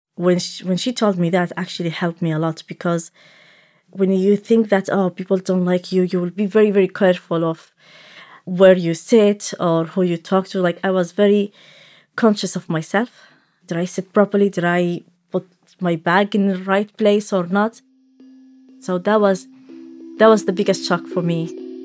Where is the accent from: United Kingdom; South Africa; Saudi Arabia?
Saudi Arabia; first language Arabic; English is a second language; also born or lived in Somalia; now in Dublin, Ireland; I'm originally from Somalia. I grew up in Saudi Arabia, and I have been living in Dublin for about fourteen years